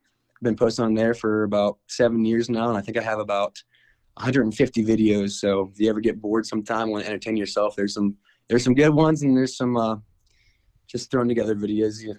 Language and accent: English; DuBois, Pennsylvania, United States; I'm from Dubois, Pennsylvania